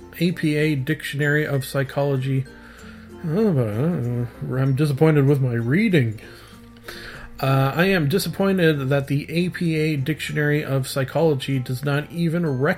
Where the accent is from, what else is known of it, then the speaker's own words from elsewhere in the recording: Canada; I am a Canadian, so of course I am upset about the recent hike in my dog sled and igloo insurance.